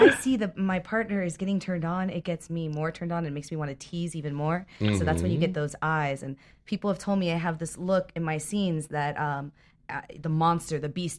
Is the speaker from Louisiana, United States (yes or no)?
no; Miami, Florida, United States; moved away